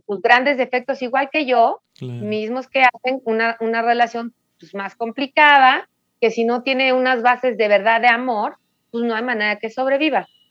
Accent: Mexico City, Mexico; yo nací aquí en la Ciudad de México

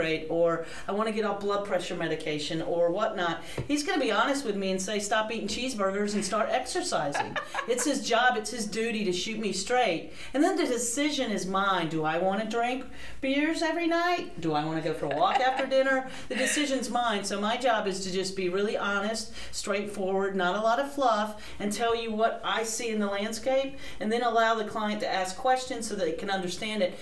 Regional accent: High Point, North Carolina, United States; also born or lived in New York / New Jersey / Rhode Island; now in Wilmington, United States; I am originally from High Point, North Carolina

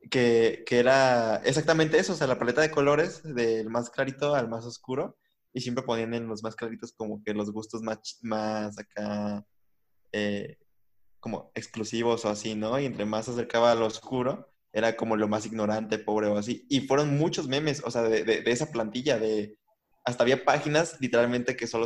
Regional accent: Mexico; así somos los mexicanos, ¿no? Bromistas, carrilla

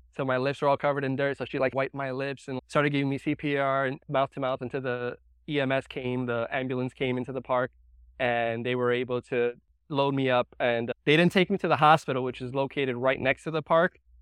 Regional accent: New York, United States; I was, uh, born and raised in New York

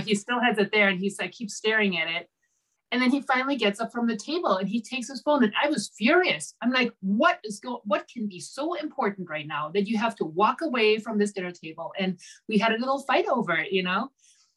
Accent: Germany; moved away as an adult; now in United States; I'm originally from Germany

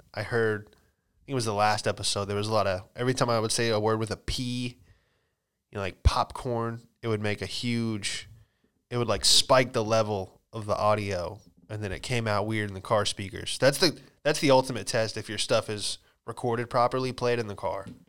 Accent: Florida, United States; moved away; also born or lived in California; I'm from Florida, you know, just moved back from California

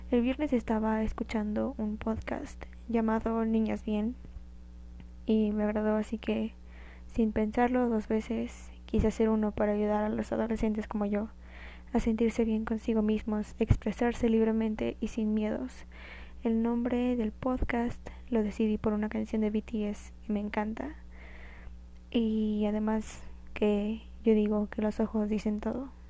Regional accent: Guanajuato, Mexico; born there; now in Mexico City, Mexico; Nací en Guanajuato, pero actualmente vivo en Ciudad de México, Estado de México, por algunos problemas familiares.

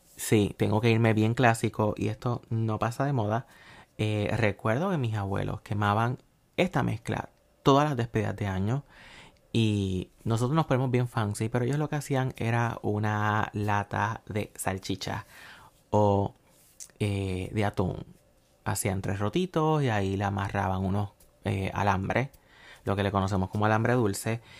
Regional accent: Puerto Rico; yo soy de Puerto Rico

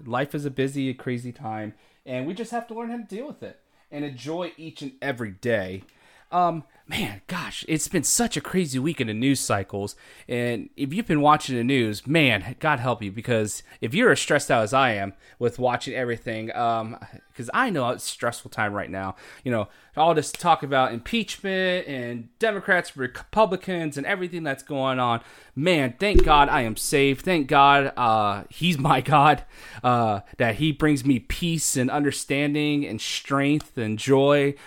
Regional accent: United States

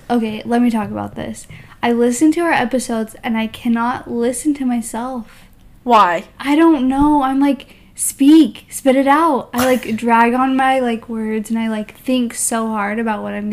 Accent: Utah, United States; now in Los Angeles, United States; I live in LA. I'm from Utah.

